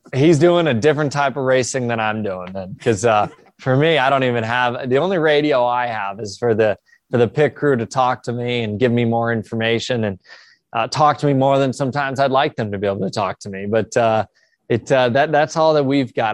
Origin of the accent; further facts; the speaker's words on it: Columbus, Ohio, United States; I'm from Columbus originally, so we're back home, Mid-Ohio this weekend